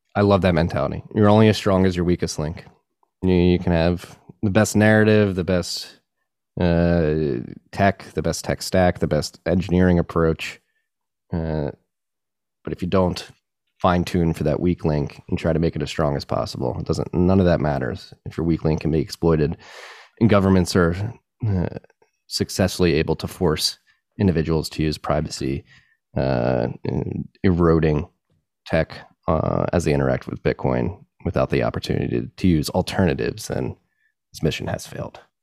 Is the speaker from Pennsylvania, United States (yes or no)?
yes; Pennsylvania, United States; my home state as well